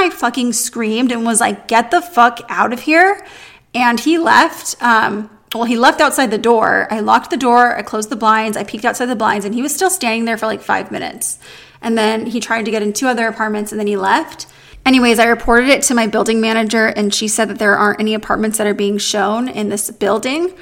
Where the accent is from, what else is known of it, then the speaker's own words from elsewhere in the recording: San Diego, California, United States; also born or lived in New York City / Los Angeles; I'm from San Diego